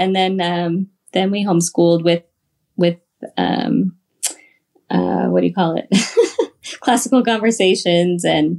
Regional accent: Michigan, United States; And like Justin said, we're originally from Michigan, but we've moved we've been married almost 20 years now.

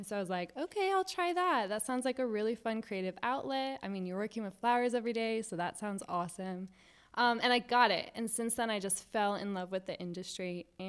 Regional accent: Virginia, United States; now in Jacksonville, United States; No, not originally. Before I moved to Jacksonville, I came from Virginia. So family brought me to Jacksonville, and I've loved it since being here.

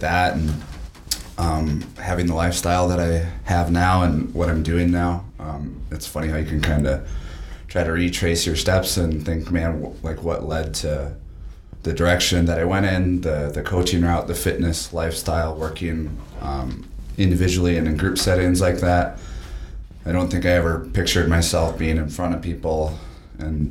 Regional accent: Waupaca, Wisconsin, United States; I grew up in Waupaca, Wisconsin

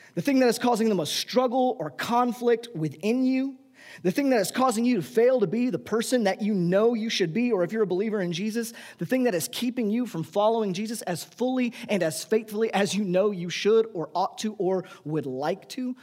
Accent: United States; we, as the American people, our nation

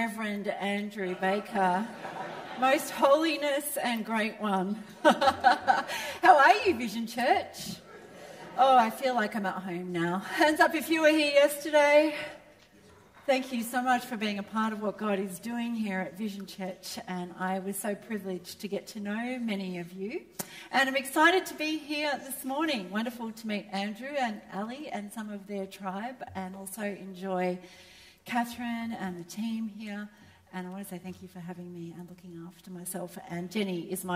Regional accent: Melbourne, Victoria, Australia; I was raised in Melbourne, where the home of real football

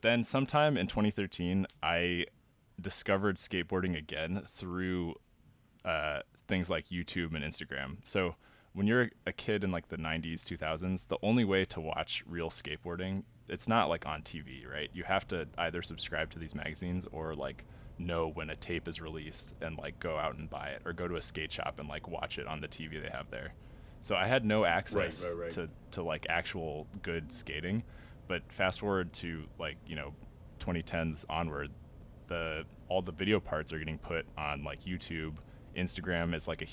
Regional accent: California, United States; growing up in California in the like late 90s, early 2000s

